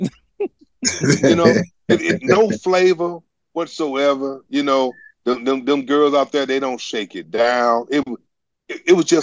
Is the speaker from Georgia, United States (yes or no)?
no; St. Louis, Missouri, United States; I'm from St. Louis